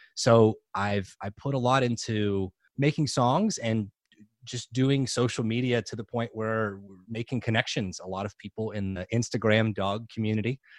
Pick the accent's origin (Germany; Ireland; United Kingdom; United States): United States; New Orleans, Louisiana; moved away; I grew up in New Orleans.